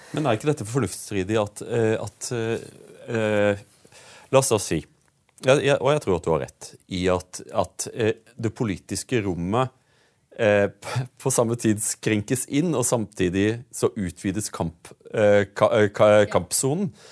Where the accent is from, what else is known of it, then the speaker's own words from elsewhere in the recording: Audnedal, Agder, Norway; jeg kommer jo fra Audnedal, og Mandal er jo metropolisen for oss eh, i, i Audnedal